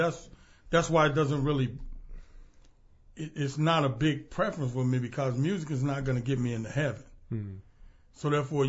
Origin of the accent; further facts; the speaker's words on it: Jackson, Mississippi, United States; Well, I'm from Jackson, Mississippi.